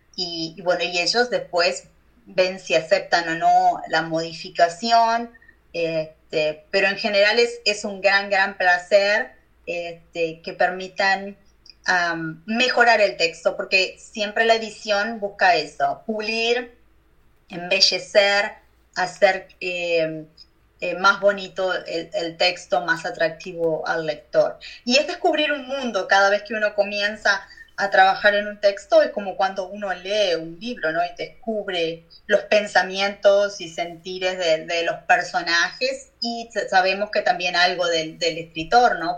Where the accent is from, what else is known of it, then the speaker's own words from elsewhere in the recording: Uruguay; moved away as an adult; now in United States; en mi país